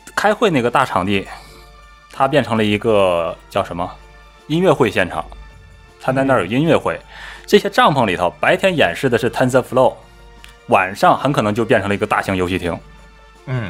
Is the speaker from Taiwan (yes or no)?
no; China